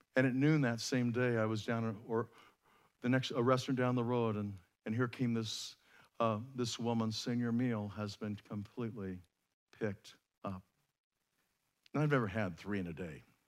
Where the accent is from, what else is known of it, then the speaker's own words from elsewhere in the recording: United States; we as American Christians